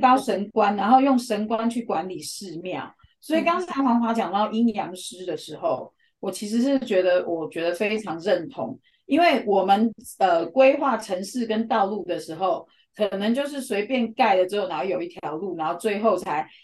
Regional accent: China; 我们中国人

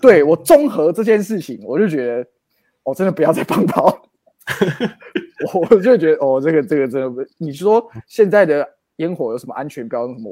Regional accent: Tainan, Taiwan; 我跟詹哥小时候住乡下嗯，关庙，关庙

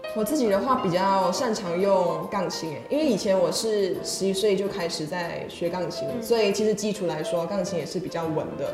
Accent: Taiping, Perak, Malaysia; moved away as an adult; now in Taiwan; 我是来自马来西亚的

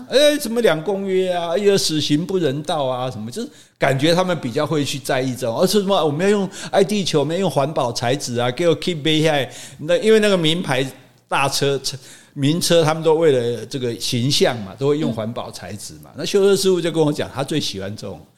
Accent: southern Taiwan, Taiwan; 我们南部人不会讲这套

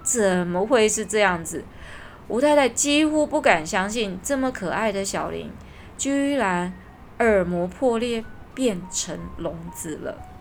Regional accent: Taiwan; 我们台湾人的英文程度都不会太差

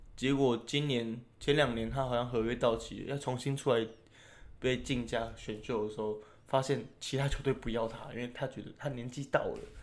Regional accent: Taiwan; 我们台湾人

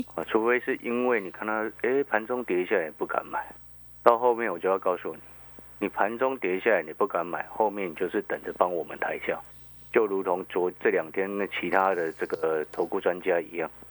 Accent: Hualien, Hualien County, Taiwan; moved away as an adult; also born or lived in Taipei; 因为我在花莲长大的

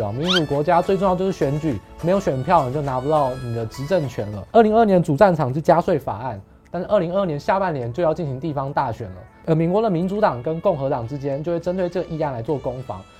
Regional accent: Taiwan; 我们是台湾人

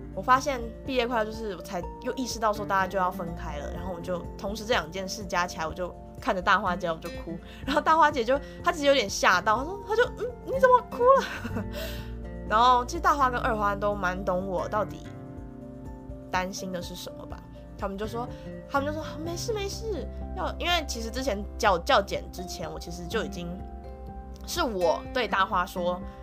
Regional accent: Yilan County, Taiwan; 我们老家也在宜兰

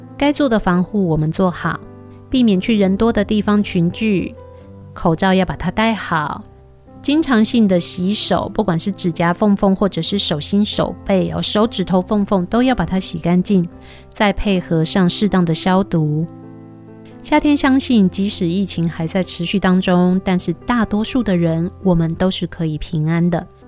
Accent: Taiwan; 我们台湾人

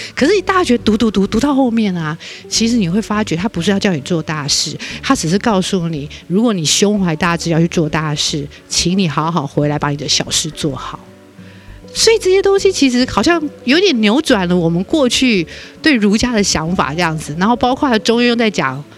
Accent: Taipei, Taiwan; moved away as an adult; now in Ruifang, Taiwan; 我在台北出生长大

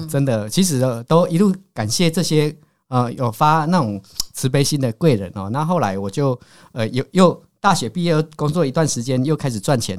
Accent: Caotun, Nantou County, Taiwan; moved away as an adult; now in Taichung, Taiwan; 我是南投县草屯镇的人哦。嗯。那我们草屯镇还有一个更偏僻的地方叫石川里，嗯。所以我们是靠近那个猫罗溪

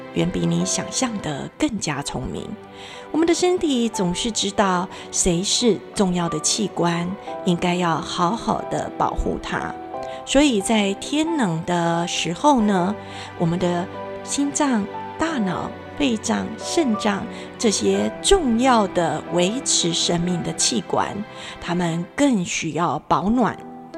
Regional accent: Taiwan; 我们台湾人全体呢都很努力。

